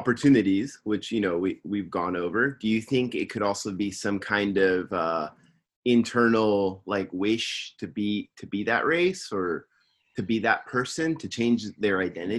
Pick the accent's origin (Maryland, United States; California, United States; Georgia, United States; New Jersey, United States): California, United States; Simi Valley; now in Tokyo, Japan; from Simi Valley. I'm living in Tokyo, Japan.